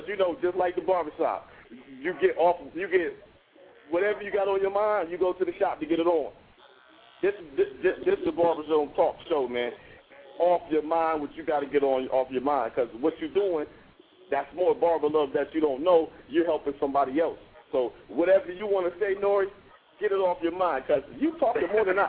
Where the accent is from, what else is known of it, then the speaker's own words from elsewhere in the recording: Columbus, Ohio, United States; Dude, I'm from Columbus, Ohio, but I got T-shirts.